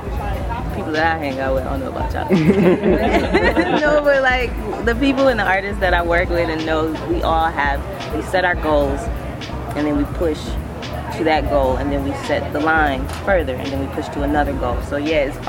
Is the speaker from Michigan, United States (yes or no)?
yes; Detroit, Michigan, United States; now in Atlanta, United States; It's well known that I'm from Detroit. I spit like a Detroit MC. I sound like my hometown